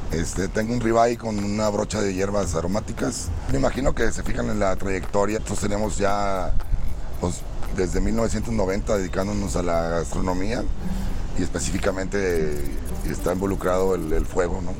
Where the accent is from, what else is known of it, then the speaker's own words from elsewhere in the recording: Monterrey, Nuevo León, Mexico; vengo de Monterrey, Nuevo León, del restaurante Mata de Chile.